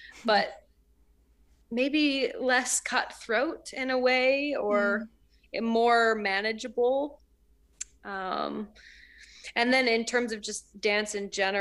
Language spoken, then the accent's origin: English; Canada; moved away as an adult; also born or lived in New York, United States; I'm Canadian